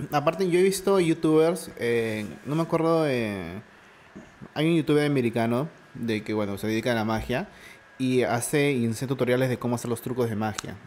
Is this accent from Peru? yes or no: yes; Lima, Peru; yo conocía mi distrito y con las justas me iba de vez en cuando a, San Miguel y soy de los Olivos